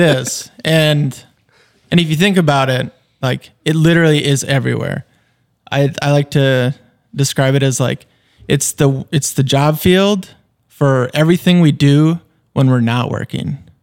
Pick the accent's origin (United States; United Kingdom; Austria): United States; Fergus Falls, Minnesota; moved away as an adult; now in St. Paul, United States; I grew up in Fergus, born and raised